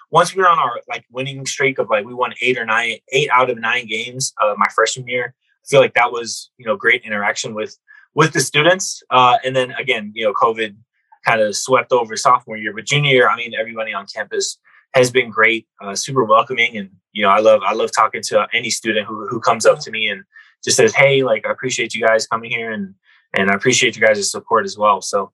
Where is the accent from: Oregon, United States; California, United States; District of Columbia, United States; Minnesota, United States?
Minnesota, United States; moved away; I'm from Minnesota